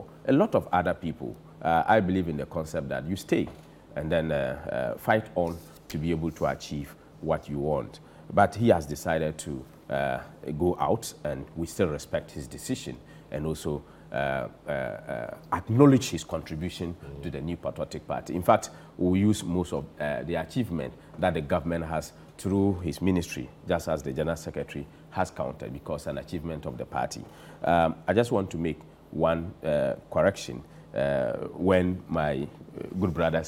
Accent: Zabzugu, Northern Region, Ghana; I come from Zabzugu

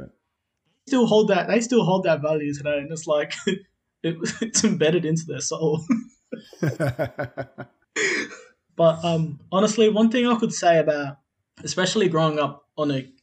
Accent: South Australia, Australia; also born or lived in Adelaide; now in Melbourne, Australia; I'm originally from South Australia. I currently live in Melbourne. I was born in Adelaide, but I was raised out on a country. I was raised out on a country town called Sojourner. So I grew up in one of those small communities, like basically a mission, which was called Coonabarra.

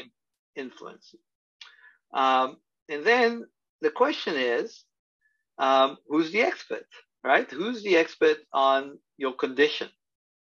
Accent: Israel; moved away as an adult; also born or lived in Tel Aviv / Los Angeles; now in New York, United States; my experiences growing up in Israel

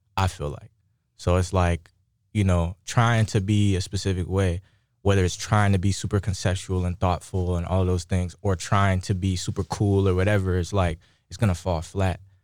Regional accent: Moreno Valley, California, United States; coming up in Moreno Valley, California, it's, like, super insulated

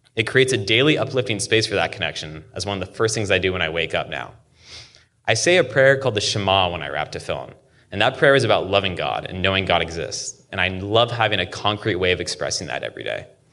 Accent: Seattle, Washington, United States; shellfish that I grew up eating weekly in Seattle

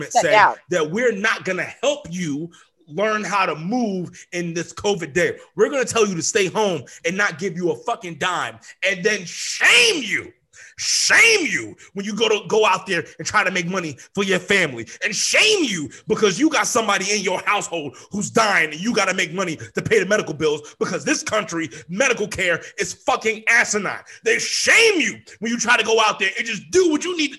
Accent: United States; I am an American. I was born here

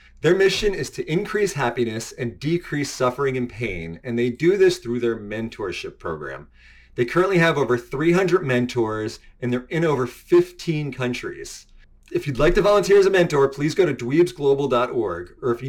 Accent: United States; moved away as an adult; also born or lived in New York City; I was born and raised just outside of Washington, D.C.

